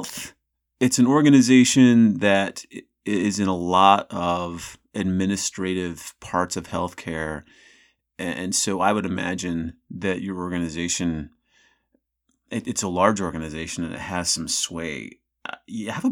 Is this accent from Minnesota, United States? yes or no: no; Salt Lake City, Utah, United States; I'm from the Intermountain West in Salt Lake City